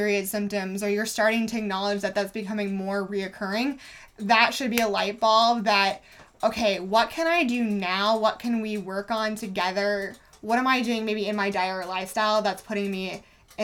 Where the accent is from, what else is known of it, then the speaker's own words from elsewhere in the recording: Indiana, United States; I grew up in Indiana.